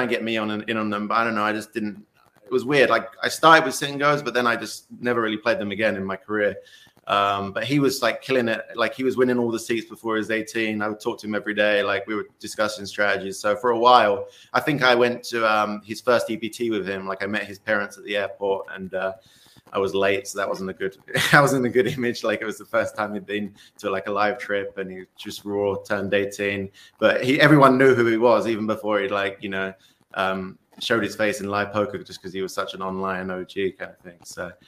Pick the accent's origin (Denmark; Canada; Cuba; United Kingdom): United Kingdom; England; now in United States; I was at university in England. That's where I'm originally from. Obviously, my accent still a little bit, but it's gone a bit being in the US for a while.